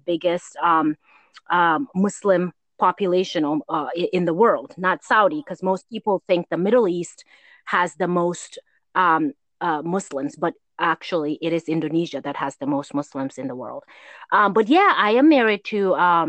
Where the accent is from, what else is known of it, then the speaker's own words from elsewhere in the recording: Gambia; growing up in Gambia